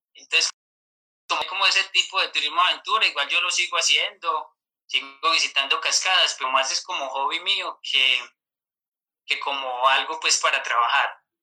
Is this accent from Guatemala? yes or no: no; Mistrató, Risaralda, Colombia; also born or lived in San Antonio del Chamí; Yo soy de una veredita se llama El Terrero, aquí cerca pues del municipio